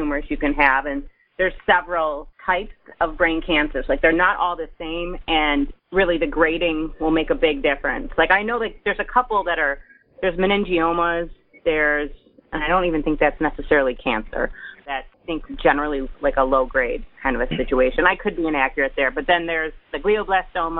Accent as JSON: {"language": "English", "town": "Detroit", "region": "Michigan", "country": "United States", "said": "I'm from Metro Detroit."}